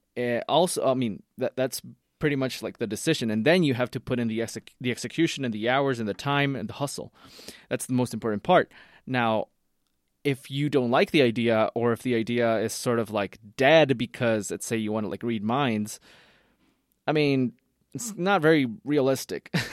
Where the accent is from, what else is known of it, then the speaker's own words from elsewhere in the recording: Costa Rica; I'm from Costa Rica